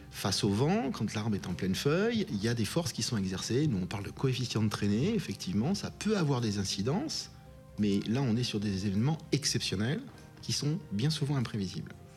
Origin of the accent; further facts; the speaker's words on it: France; chez nous en France